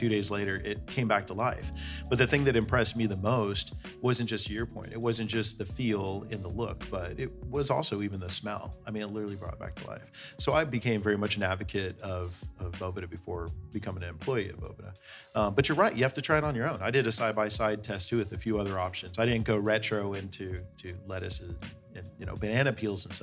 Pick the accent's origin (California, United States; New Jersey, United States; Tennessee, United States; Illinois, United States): California, United States; Bay Area; I grew up in the Bay Area